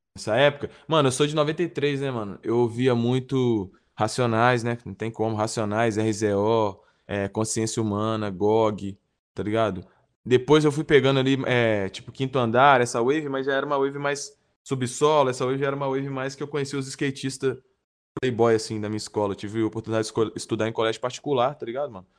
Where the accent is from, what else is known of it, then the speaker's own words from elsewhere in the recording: Nova Lima, Minas Gerais, Brazil; eu sou de Nova Lima, interior aqui, mas região metropolitana de BH.